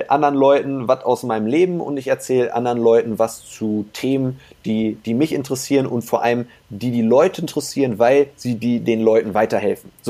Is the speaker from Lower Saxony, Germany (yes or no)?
yes; Hanover, Lower Saxony, Germany; Ich sitze hier gerade im, im schönen Hannover. Das ist meine Heimatstadt, hier bin ich groß geworden.